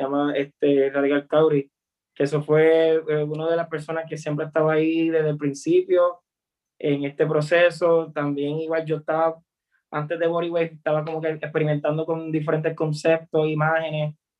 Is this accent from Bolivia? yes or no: no; Puerto Rico; como puertorriqueños